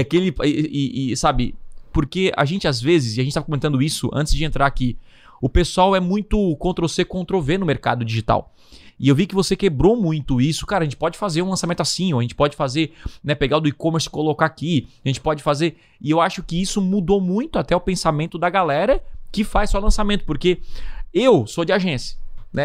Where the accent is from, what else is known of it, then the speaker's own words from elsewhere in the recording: Criciúma, Santa Catarina, Brazil; eu sou aqui de Criciúma, do interior